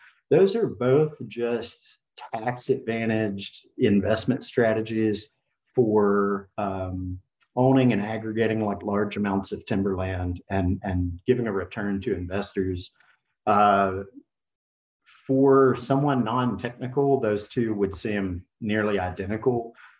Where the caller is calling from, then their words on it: Macon, Georgia, United States; Macon, Georgia.